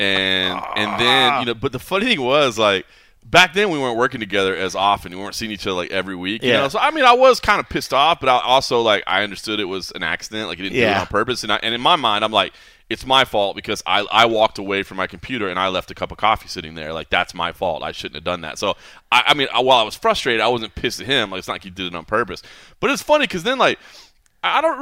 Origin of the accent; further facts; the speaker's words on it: Dallas, Texas, United States; born and raised in Dallas, I'll always be a Dallas sports fan